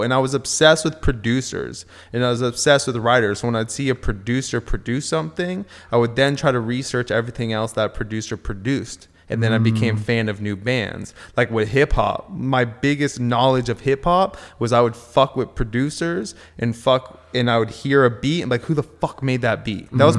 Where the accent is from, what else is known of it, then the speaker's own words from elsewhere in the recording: Agoura Hills, California, United States; Yeah, so I grew up in Agora Hills. I've known Pat since I was 12 or something like that. I grew up out here. Went to high school with everyone